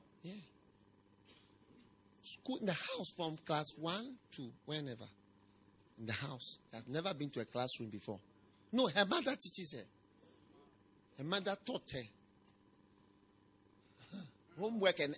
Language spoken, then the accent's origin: English; Accra, Greater Accra, Ghana; Where I grew up in Accra, in the city of Accra, I grew up on the Porsche side.